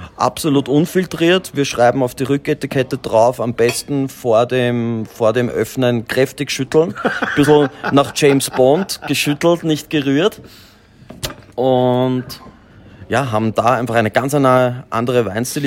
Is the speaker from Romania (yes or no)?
no; Austria; bei uns in Österreich